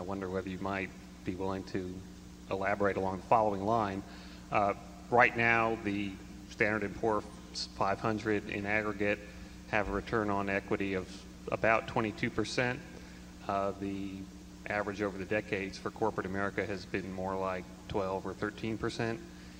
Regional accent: Nashville, Tennessee, United States; I'm from Nashville, Tennessee.

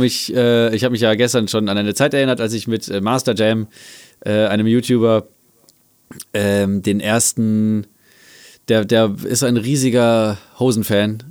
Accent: Salzgitter, Lower Saxony, Germany; meine Heimatstadt Salzgitter

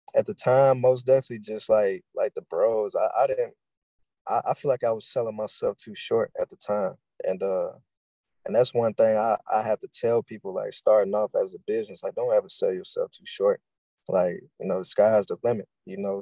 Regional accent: Louisville, Kentucky, United States; I'm from Louisville, Kentucky, born and raised

